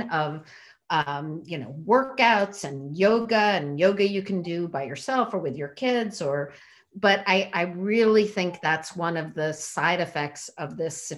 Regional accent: Connecticut, United States; also born or lived in North Carolina; now in New York City, United States; I grew up in Connecticut, but back in New York's, you know, for about 4.5 years coming from North Carolina

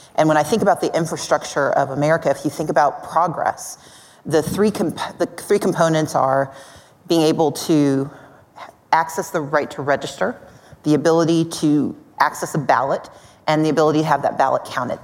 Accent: Mississippi, United States; now in Georgia, United States; I grew up in Mississippi. I live in Georgia.

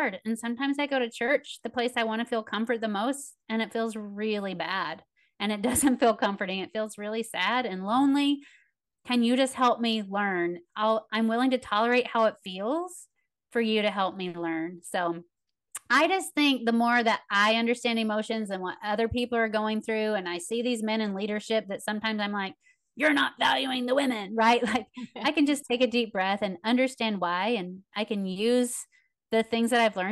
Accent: Tennessee, United States; I'm from Tennessee.

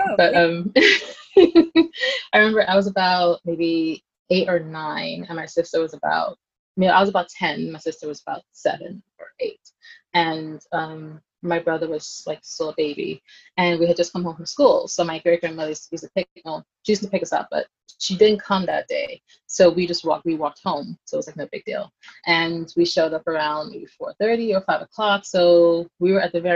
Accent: New York City, New York, United States; I grew up in Brooklyn in Flatbush

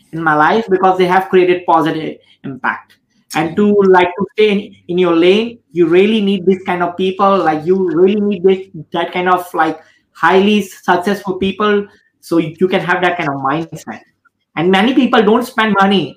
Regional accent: India; I'm 31 years old right now and I'm Indian

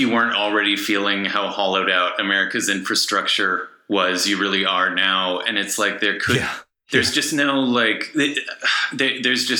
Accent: Lexington, Kentucky, United States; now in Illinois, United States; I'm from Lexington

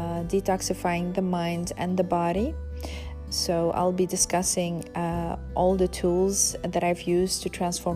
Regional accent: Belgium; also born or lived in Brussels; Hi everyone … I'm from Belgium, I live in Brussels

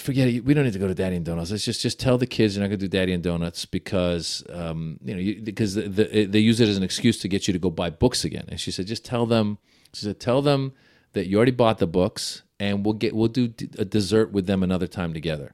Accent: Iran; moved away; I was born in Iran.

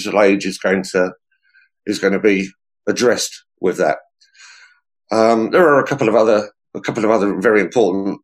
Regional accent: Hertfordshire, East of England, United Kingdom; moved away as an adult; also born or lived in London / Suffolk; now in Essex, United Kingdom; I grew up in Hertfordshire.

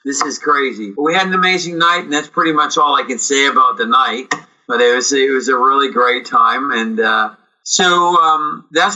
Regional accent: British Columbia, Canada; moved away as an adult; also born or lived in United States; here we are in British Columbia

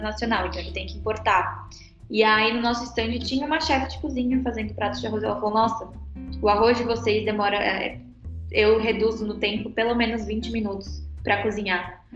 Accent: São Paulo, Brazil; moved away as an adult; now in Brasília, Brazil; eu venho de São Paulo também, só que São Paulo capital, então eu vim para Brasília no finalzinho de 2012, quase na virada do ano, já para faculdade.

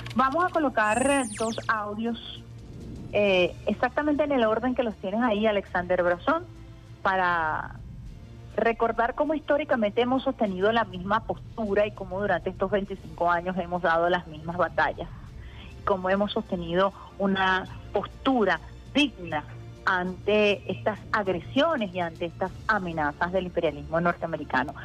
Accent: Venezuela

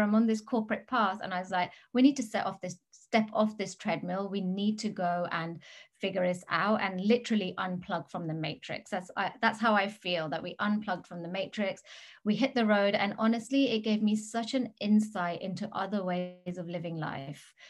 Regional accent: England, United Kingdom; moved away as an adult; also born or lived in Gili Trawangan, Indonesia; now in Bali, Indonesia; I am British. I've been I was born in England

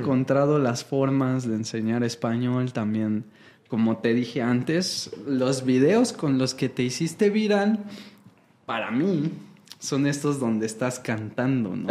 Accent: Mexico; en México yo aprendí todo mi inglés de, maestros mexicanos

